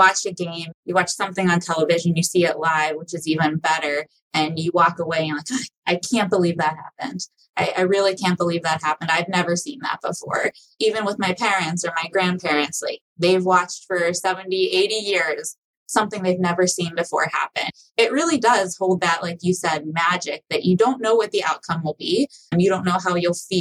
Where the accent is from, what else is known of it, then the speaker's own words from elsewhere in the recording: Pittsburgh, Pennsylvania, United States; moved away as an adult; also born or lived in Philadelphia; now in Michigan, United States; Pittsburgh, where I'm from